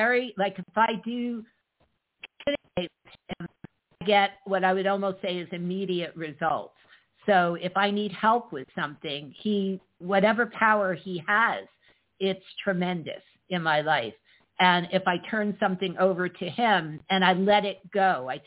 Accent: Neptune, New Jersey, United States; I was born in Neptune.

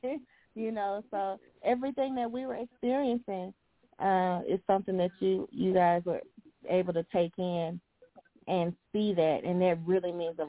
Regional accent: the South, United States; We come from the South

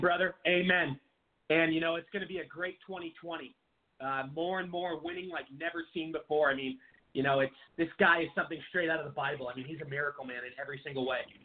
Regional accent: Washington, United States; my home state of Washington

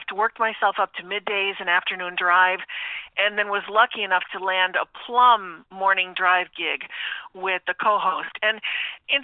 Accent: Taylor, Pennsylvania, United States; I'm originally from the Scranton area, from Taylor, Pennsylvania, so I'm a local girl

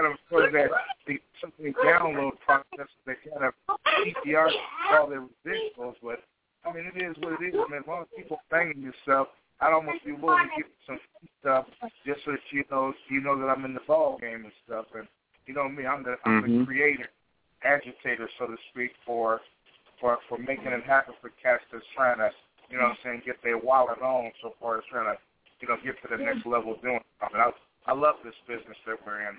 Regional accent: Midwest, United States; I'm a Midwesterner

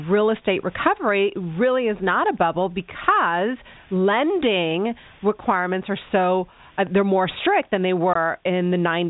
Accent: Miami, Florida, United States; now in Austin, United States; I grew up in Miami. I have family in Miami

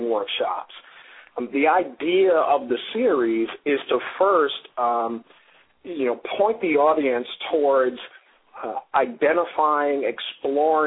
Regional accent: New York City, New York, United States; moved away as an adult; now in Baltimore, United States; it was my mom and I in the South Bronx until my mom remarried.

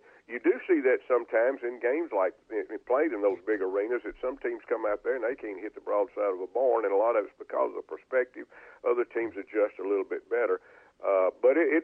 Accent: Ruston, Louisiana, United States; I grew up with Leon in Ruston

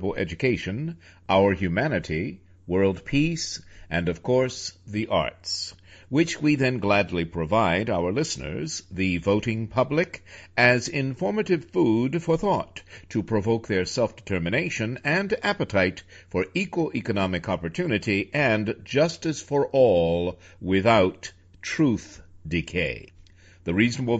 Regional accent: New York, United States; being a New Yorker myself

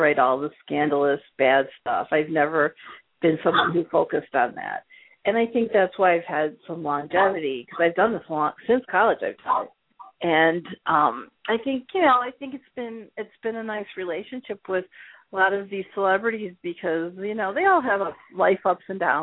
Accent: Chicago, Illinois, United States; also born or lived in Arizona; I'm from Chicago

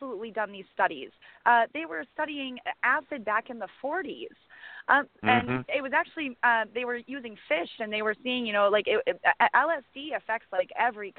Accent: Janesville, Wisconsin, United States; here in my hometown, Janesville, Wisconsin

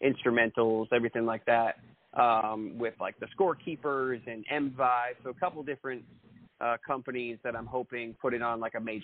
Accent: central Maine, United States; moved away as an adult; also born or lived in Los Angeles; now in Nashville, United States; I grew up in central Maine for about 19 years or so

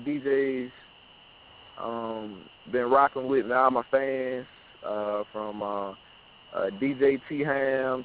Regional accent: Valley, Alabama, United States; also born or lived in Auburn, Alabama / Opelika, Alabama; I'm from the Valley area.

